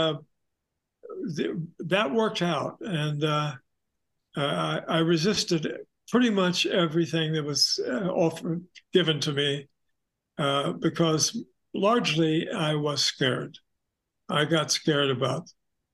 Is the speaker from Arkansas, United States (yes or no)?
yes; Arkansas, United States; moved away as an adult; also born or lived in New York; my sister and I grew up in Arkansas.